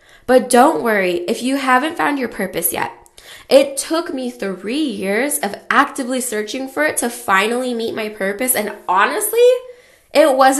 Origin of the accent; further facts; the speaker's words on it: California, United States; I grew up in California